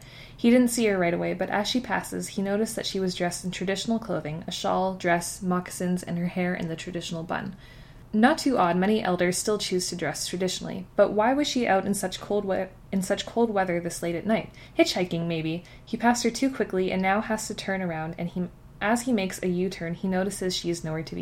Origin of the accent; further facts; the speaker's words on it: Canada; We're Canadian